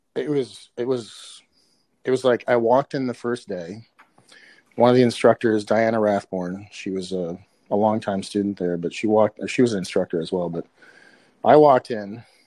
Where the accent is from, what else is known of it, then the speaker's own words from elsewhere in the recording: Minneapolis, Minnesota, United States; I grew up in South Minneapolis, Minnesota